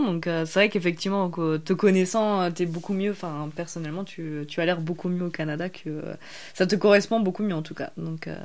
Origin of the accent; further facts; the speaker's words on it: the Alps, France; nous, on vient des Alpes. nous, on a grandi euh, un peu aussi dans une zone euh, très fromagère.